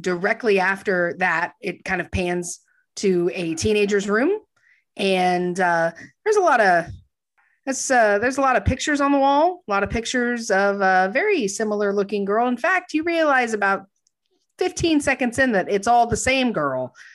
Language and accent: English; Texas, United States; I grew up in Texas